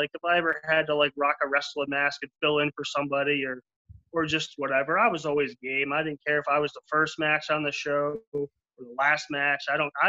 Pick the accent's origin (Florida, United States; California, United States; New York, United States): Florida, United States; I'm from Florida